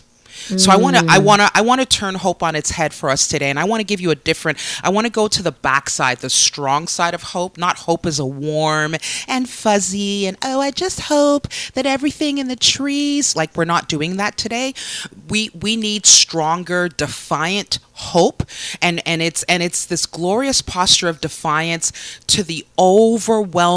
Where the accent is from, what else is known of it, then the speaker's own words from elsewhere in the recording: Canada; as a Canadian